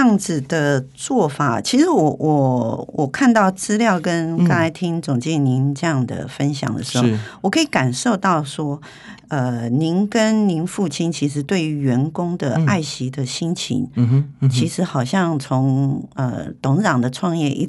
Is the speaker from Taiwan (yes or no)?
yes; Taiwan; 尤其是台湾人、国际人士都说我们台湾人很温和嘛，